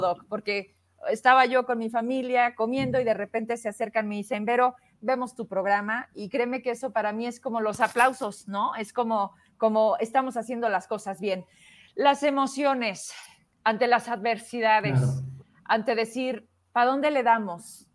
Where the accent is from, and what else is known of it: Mexico